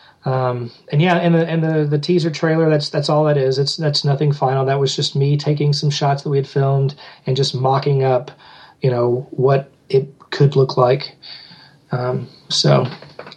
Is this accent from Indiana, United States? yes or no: no; Kentucky, United States; we shot it here in my hometown